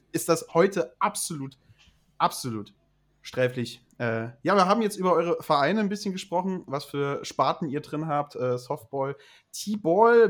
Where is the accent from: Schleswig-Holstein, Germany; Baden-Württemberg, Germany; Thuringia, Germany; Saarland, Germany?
Saarland, Germany; mein saarländisches Herz schlägt halt neben äh, meiner Heimat